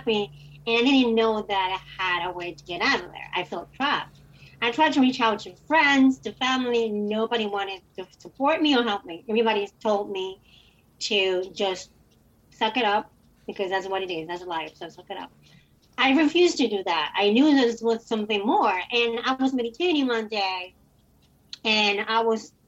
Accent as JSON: {"language": "English", "country": "Dominican Republic", "tie": "born or raised there", "said": "I was born and raised in the Dominican Republic."}